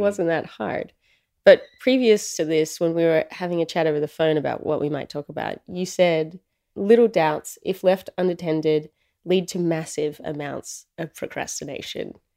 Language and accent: English; Australia; I'm Australian